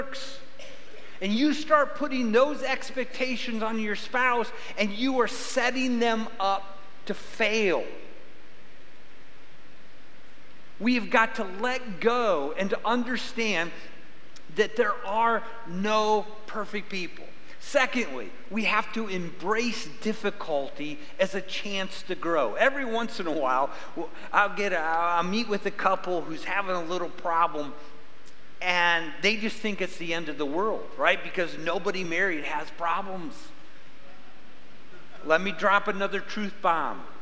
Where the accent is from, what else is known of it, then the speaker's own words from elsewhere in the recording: Midwest, United States; now in Arizona, United States; I grew up in the Midwest